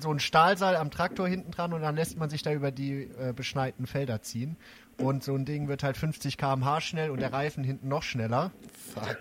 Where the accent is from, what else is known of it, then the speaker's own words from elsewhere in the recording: Braunschweig, Lower Saxony, Germany; moved away; aus Braunschweig, meiner alten Heimat